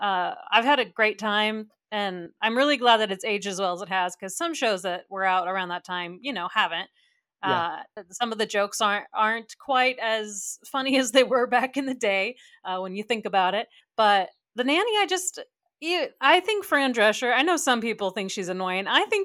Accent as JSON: {"language": "English", "region": "Texas", "country": "United States", "said": "We're from Texas."}